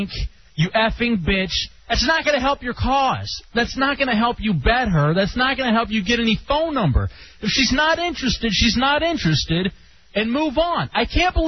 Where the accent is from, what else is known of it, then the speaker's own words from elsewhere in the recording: Texas, United States; moved away; As did I in Texas.